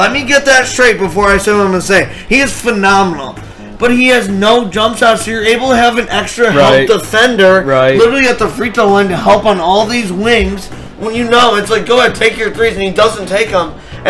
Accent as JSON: {"language": "English", "town": "Detroit", "region": "Michigan", "country": "United States", "said": "we are from Detroit and we do this podcast in Michigan."}